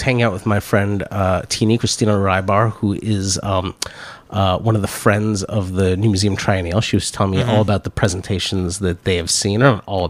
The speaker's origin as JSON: {"language": "English", "town": "Cambridge", "region": "Massachusetts", "country": "United States", "tie": "born or raised there", "said": "my hometown"}